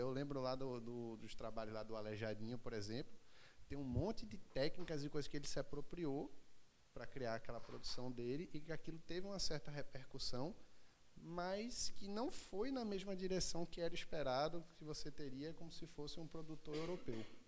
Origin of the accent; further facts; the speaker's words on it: Recife, Pernambuco, Brazil; eu sou daqui de Recife